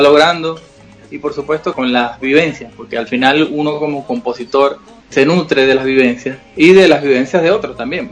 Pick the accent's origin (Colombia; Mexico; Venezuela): Venezuela; Nosotros como venezolanos vivimos una situación muy dura, muy difícil